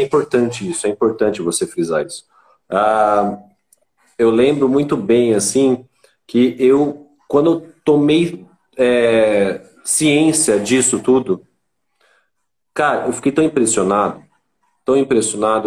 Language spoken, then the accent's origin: Portuguese; Itanhaém, São Paulo, Brazil; moved away as an adult; eu era da Baixada Santista, sou de Itanhaém